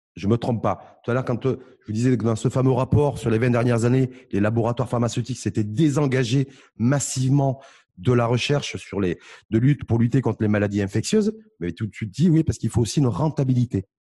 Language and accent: French; Morocco; chez nous au Maroc